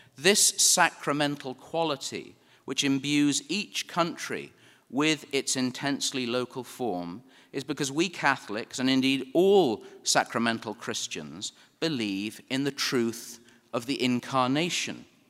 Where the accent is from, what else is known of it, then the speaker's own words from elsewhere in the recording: England, United Kingdom; now in United States; I am an Englishman who sounds like an Englishman